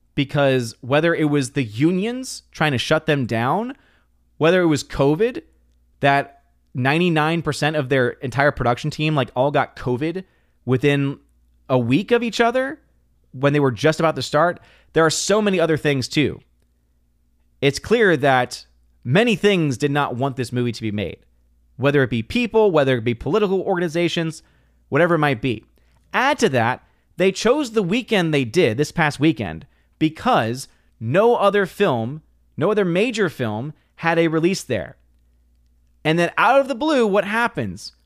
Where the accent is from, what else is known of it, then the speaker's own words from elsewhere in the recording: New Orleans, Louisiana, United States; Born and raised in New Orleans, Louisiana